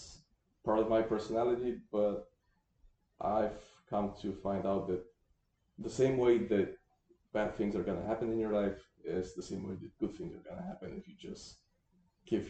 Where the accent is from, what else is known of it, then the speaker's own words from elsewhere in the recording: Bulgaria; moved away as an adult; growing up in Eastern Europe